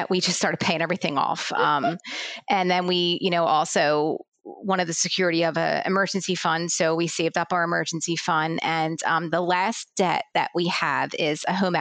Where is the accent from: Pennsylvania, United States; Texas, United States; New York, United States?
Pennsylvania, United States; Philadelphia; I grew up in Philadelphia, but moved to the suburbs about 10 years ago